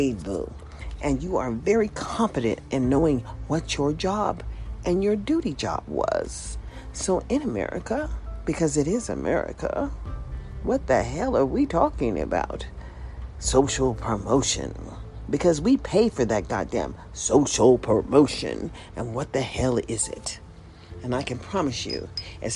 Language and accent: English; United States; I was born in the USA